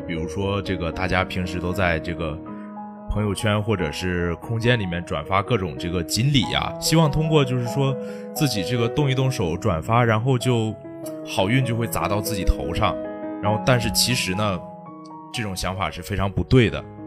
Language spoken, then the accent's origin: Chinese; Jilin, China; now in Nanjing, China; 我是吉林人